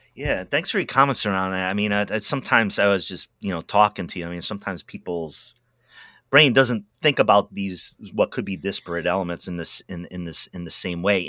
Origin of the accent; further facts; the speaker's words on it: East Coast, United States; now in Pacific Northwest, United States; I'm from the East Coast originally